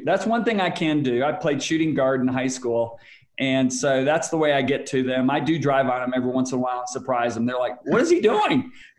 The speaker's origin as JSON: {"language": "English", "town": "Whitehall", "region": "Michigan", "country": "United States", "tie": "born or raised there", "also_born_or_lived": "Louisville, Kentucky / Londonderry, Northern Ireland", "said": "was born in Louisville, Kentucky, but only lived there 6 weeks. Then went to Northern Ireland for 3 years, lived in Londonderry. And then I moved to Whitehall, Michigan. And that's where I was raised."}